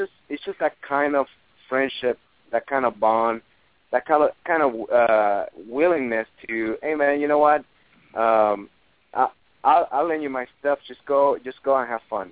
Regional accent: Puerto Rico; moved away; I'm from Puerto Rico, and last August I went there and for family reasons

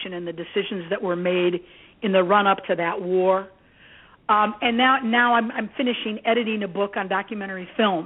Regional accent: Gary, Indiana, United States; also born or lived in Athens, Greece / Merrillville, Indiana; I was raised by my adoptive family in Gary, Indiana

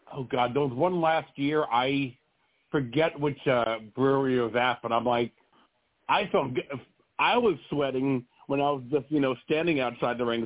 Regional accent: Florida, United States; now in North Carolina, United States; I'm originally from Florida

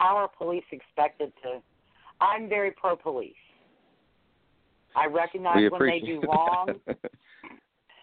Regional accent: New Orleans, Louisiana, United States; I am from New Orleans

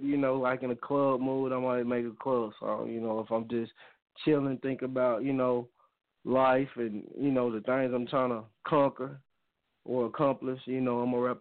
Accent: Arkansas, United States; I'm from Arkansas, so you know that's kind of down south

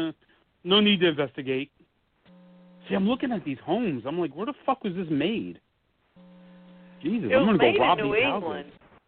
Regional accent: Maplewood, United States; my hometown in Maplewood, where I'm sitting right now

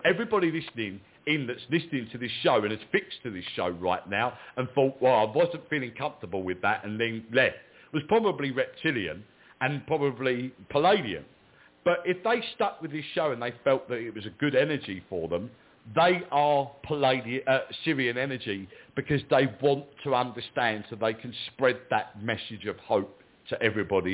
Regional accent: England, United Kingdom; I'm English, I'm in England

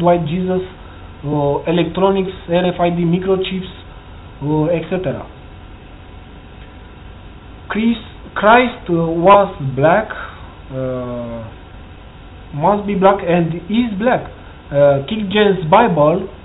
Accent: Romania; English is a second language; I'm from Romania, country from EU.

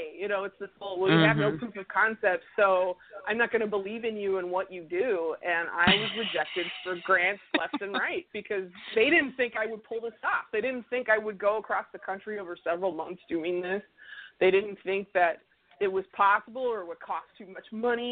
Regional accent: Minnesota, United States; where I grew up in Minnesota

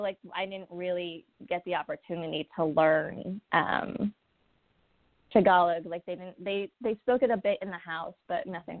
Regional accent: Pasadena, California, United States; I grew up and I was born and raised in Pasadena, the hard streets of Pasadena.

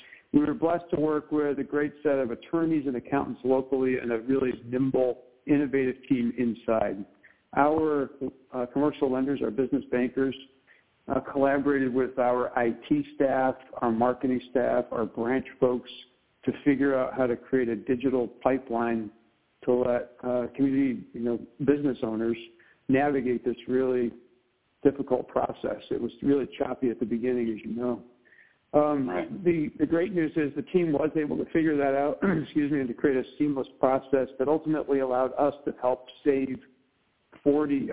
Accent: Pittsfield, Massachusetts, United States; also born or lived in Seattle, Washington; I grew up in the region that I serve today of Berkshire County, you know, Western Mass, Eastern New York. This is my hometown.

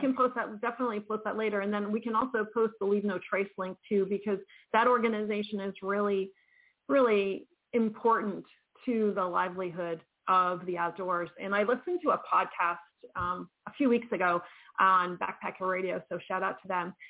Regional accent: East Coast, United States; I'm from the East Coast too

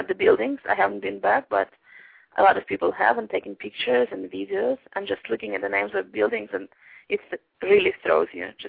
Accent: Kentucky, United States; I'm from Kentucky.

